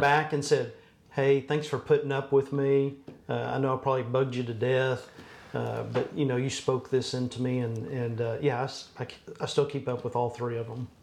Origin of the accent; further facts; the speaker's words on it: Abilene, Texas, United States; moved away as an adult; also born or lived in San Angelo / Fort Worth; now in Allen, United States; I grew up in Abilene